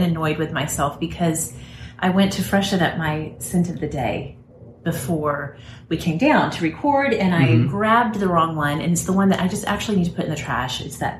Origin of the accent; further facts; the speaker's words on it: United States; many of us who grew up as American school children